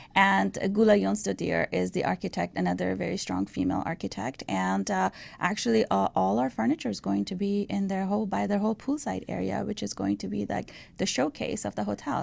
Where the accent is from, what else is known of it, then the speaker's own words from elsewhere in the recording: Iran; moved away; I was raised in Iran